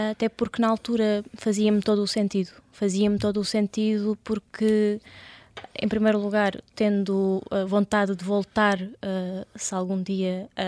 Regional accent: Kemerovo, Kemerovo Oblast, Russia; now in Portugal; eu nasci na, na Rússia, na Sibéria. Uh, no entanto, a minha mãe, por exemplo, nasceu na Geórgia, o meu pai na Arménia, mas a antiga União Soviética

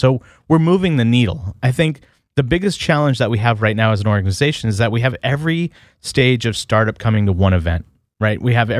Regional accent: California, United States; I grew up in the Bay Area.

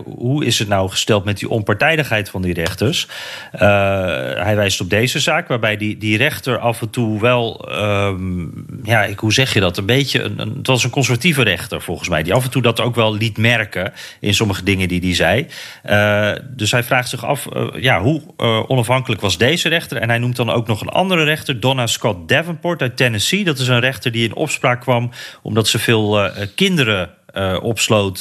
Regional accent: Netherlands; als Nederlander die niet zo van wapens houdt

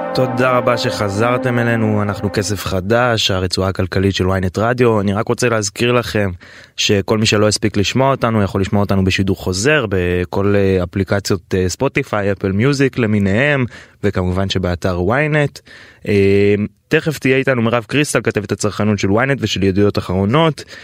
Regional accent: Tel Aviv, Tel Aviv District, Israel; גם בתור תל אביבי

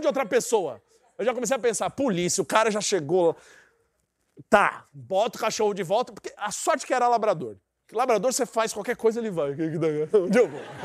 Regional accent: Brazil; eu sou brasileiro

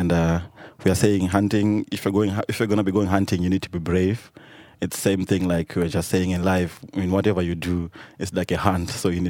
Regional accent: Victoria Falls, Matabeleland North, Zimbabwe; we're coming from Victoria Falls, and this is a border town, and we have our languages, Tonga, Lubale, and Nyanja, but we're also mixing Shona and Ndebele, which are the largest spoken languages in Zimbabwe

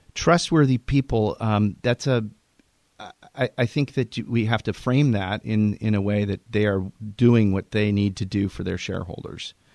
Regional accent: Puget Sound, Washington, United States; a kid growing up in Puget Sound

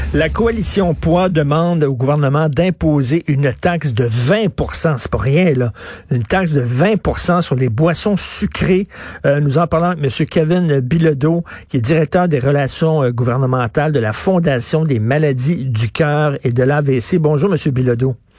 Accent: Montreal, Quebec, Canada; J'ai grandi à, Verdun, près de Pointe-Saint-Charles

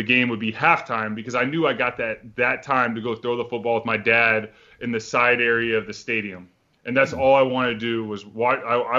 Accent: Texas, United States; Yeah, I mean, sports in Texas are huge.

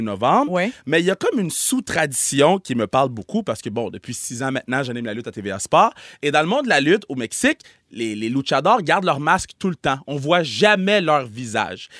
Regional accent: Quebec, Canada; je suis né, puis j'ai grandi au Québec

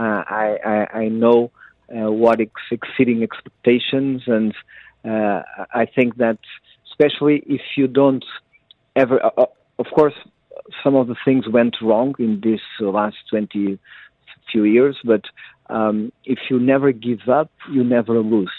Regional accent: Cascais, Lisbon, Portugal; I was born in Cascais near the sea

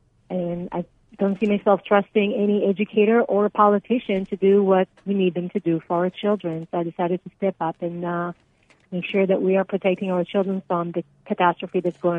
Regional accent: Israel; moved away as an adult; now in United States; So I came here from Israel over 20 years ago after serving in the military, and I have lived in Arizona since.

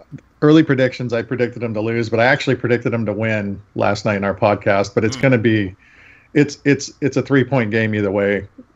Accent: Portland, Oregon, United States; now in Baltimore, United States; I'm in Baltimore, Maryland now, but I'm from Portland, Oregon.

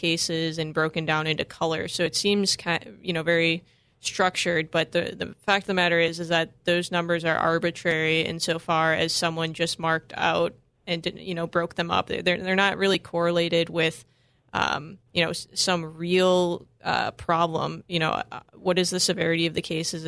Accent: Wisconsin, United States; I grew up in Wisconsin

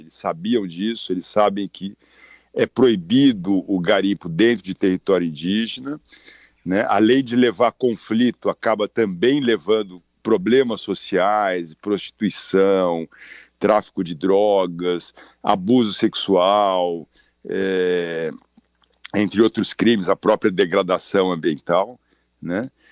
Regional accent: São Paulo, Brazil; moved away; also born or lived in Amazon region, Brazil; eu sou nascido em São Paulo, vim pra cá seis meses aqui, tô há trinta e quatro anos

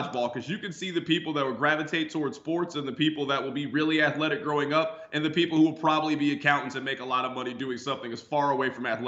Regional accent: Kansas City, United States; I grew up in Kansas City.

